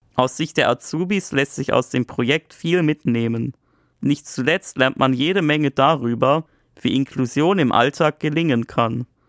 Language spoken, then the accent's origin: German; Black Forest, Baden-Württemberg, Germany; Ich komme auch aus einem sehr ländlichen Teil des Schwarzwaldes